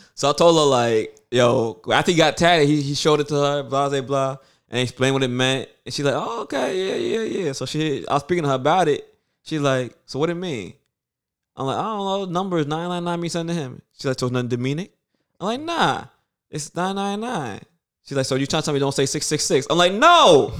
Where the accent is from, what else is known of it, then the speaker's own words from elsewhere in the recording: New York City, New York, United States; we're from Brooklyn.